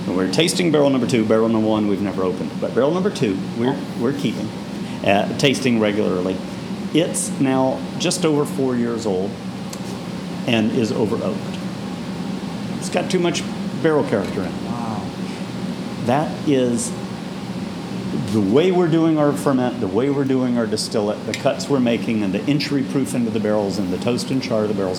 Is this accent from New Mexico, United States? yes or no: no; Bowling Green, Kentucky, United States; growing up in Kentucky